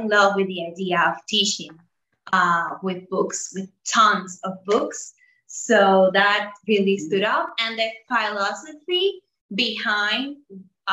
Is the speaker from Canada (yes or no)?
no; Dominican Republic; also born or lived in United States; we are from the Dominican Republic. We live in the city of Santo Domingo